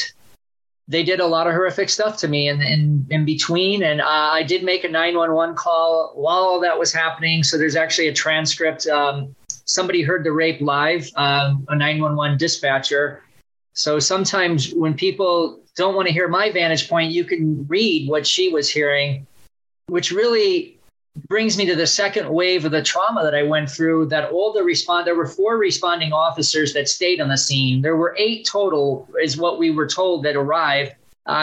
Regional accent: Chicago, Illinois, United States; also born or lived in Gary, Indiana / Bloomington, Indiana; now in Phoenix, United States; I was born in Gary, Indiana, and grew up in the Chicago suburbs most of my life

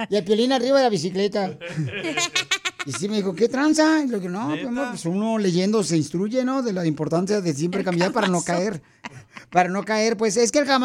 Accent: Jalisco, Mexico; moved away; Así somos los de Jalisco.

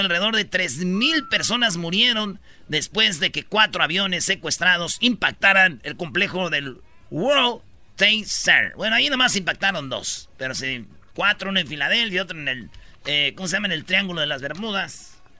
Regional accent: Michoacán, Mexico; moved away; mi pueblo

